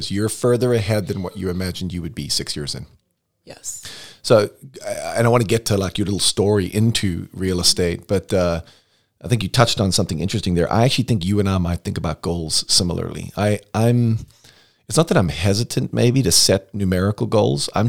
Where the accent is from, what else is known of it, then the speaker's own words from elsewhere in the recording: United States; moved away as an adult; also born or lived in Florida / North Carolina; now in Des Moines, United States; Where are you from? Uh, the Quad Cities.